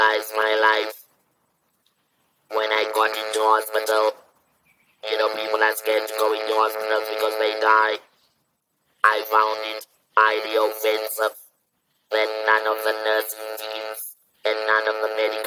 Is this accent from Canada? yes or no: no; South Africa; also born or lived in Johannesburg; I'm a black South African woman